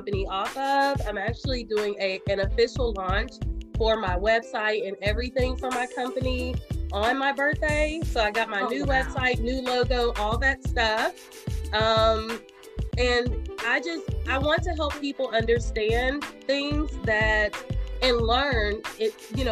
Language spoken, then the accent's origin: English; Winston-Salem, North Carolina, United States; also born or lived in Virginia; now in Marietta, United States; North Carolina, preferably Winston-Salem, my hometown